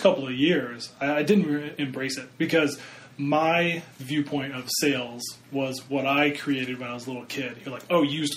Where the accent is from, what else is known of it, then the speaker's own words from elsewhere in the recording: Iowa, United States; I'm from Iowa